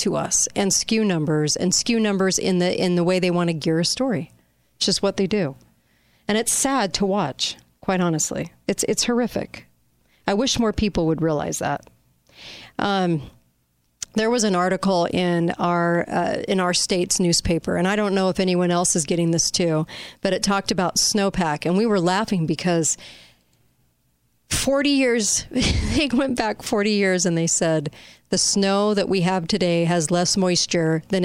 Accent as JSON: {"language": "English", "region": "Southern California", "country": "United States", "tie": "born or raised there", "said": "I grew up by the beach in Southern California."}